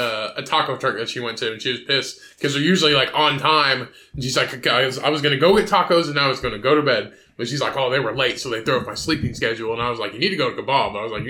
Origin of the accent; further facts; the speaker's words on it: Canada; I'm Canadian.